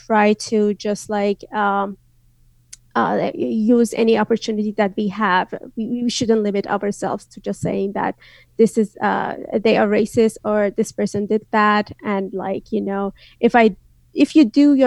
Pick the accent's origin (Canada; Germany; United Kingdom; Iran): Iran; northwest Iran; first language Azerbaijani; English is a second language; moved away as an adult; now in United States; my hometown is in the northwest, which is in the border of Turkey, Azerbaijan, and Iraq.